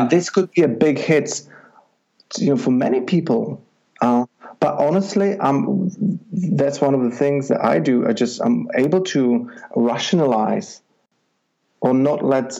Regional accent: Czechia; moved away as an adult; I'm originally from Czech Republic, okay. and I'm from a little village up the hills and mountains where um, it's you know just a few hundred people

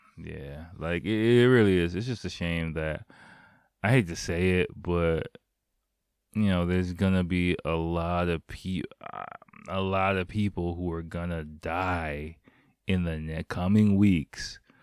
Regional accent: United States; now in Japan; I'm, I'm American

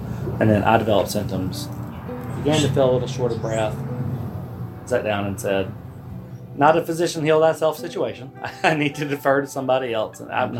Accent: Carter County, Northeast Tennessee, United States; I grew up in Northeast Tennessee in Carter County.

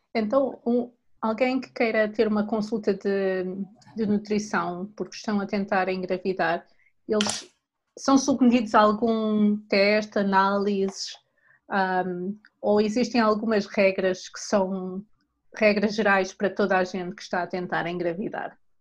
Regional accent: Portugal; sendo portuguesa, em minha casa, a proteína sempre foi o, o aspecto principal do prato

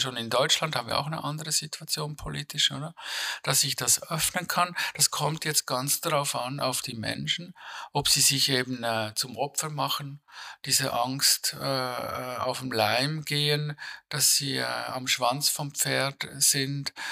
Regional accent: Switzerland; ich würde als Schweizer

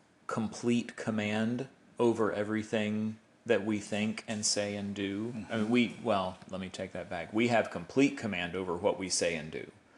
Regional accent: Southern United States, United States; when I think back to the way I was raised in the South as a white man

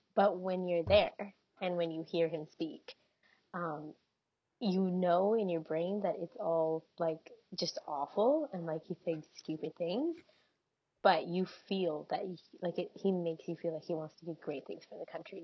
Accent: Canada; I'm first generation Canadian.

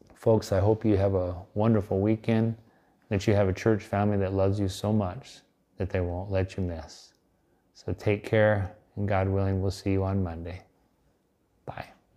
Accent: Nebraska, United States; my home state of Nebraska

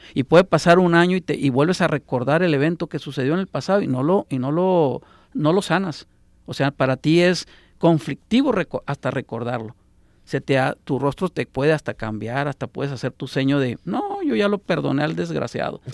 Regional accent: Sonora, Mexico; now in Guadalajara, Mexico; Yo que soy de Sonora

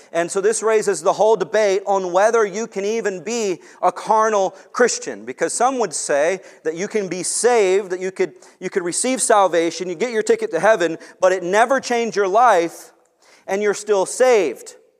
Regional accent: Long Beach, United States; moved away; I grew up in Long Beach also

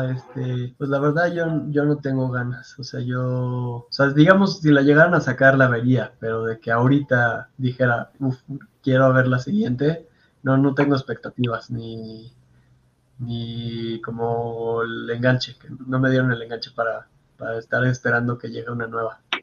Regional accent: Mexico

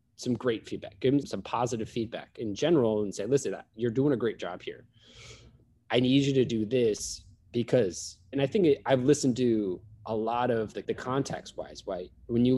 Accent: Sacramento, California, United States; I grew up in Sacramento

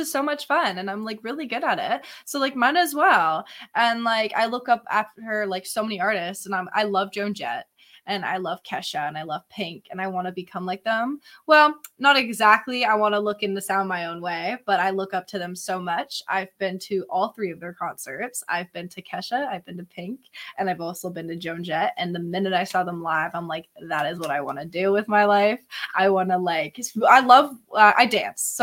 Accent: Barrie, Ontario, Canada; I'm from Barrie

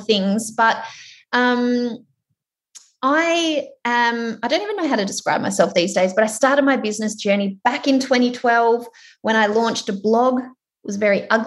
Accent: Melbourne, Victoria, Australia; I am from Melbourne

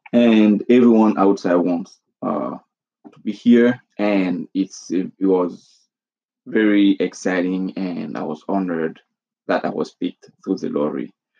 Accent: Côte d’Ivoire; moved away as an adult; now in United States; I'm originally from Ivory Coast in West Africa. It's a French-speaking country, also known as Côte d'Ivoire, and I immigrated here in 2009

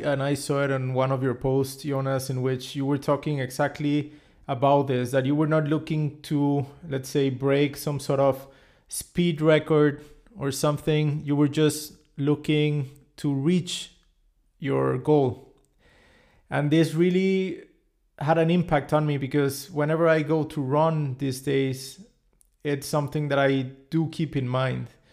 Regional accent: Cancun, Quintana Roo, Mexico; I come from Mexico, and particularly my hometown is Cancun

